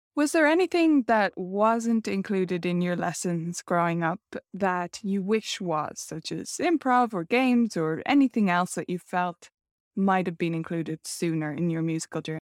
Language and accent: English; Ireland; accent: Irish